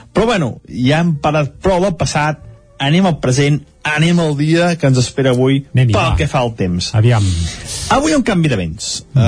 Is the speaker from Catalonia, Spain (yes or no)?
yes; Sant Feliu de Codines, Catalonia, Spain; a Sant Feliu de Codines, el meu poble